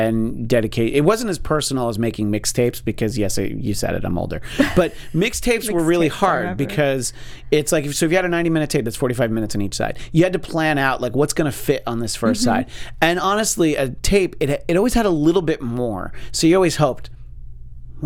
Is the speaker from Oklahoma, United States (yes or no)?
no; Orange County, New York, United States; I'm from Orange County, New York